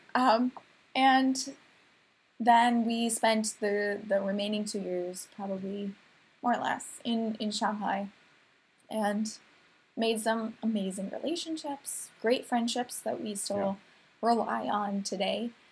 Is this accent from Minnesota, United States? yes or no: yes; Minnesota, United States; I'm Minnesotan. I'm very yeah. proud of being Minnesotan